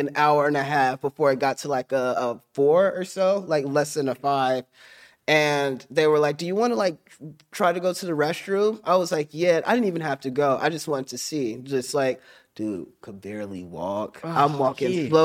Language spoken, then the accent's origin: English; Middletown, Ohio, United States; I'm from Middletown.